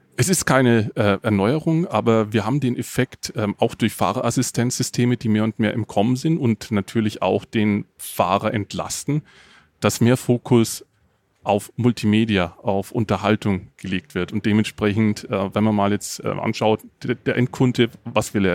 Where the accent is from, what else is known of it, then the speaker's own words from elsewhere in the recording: the area around Nuremberg, Bavaria, Germany; ich komme aus der Gegend um Nürnberg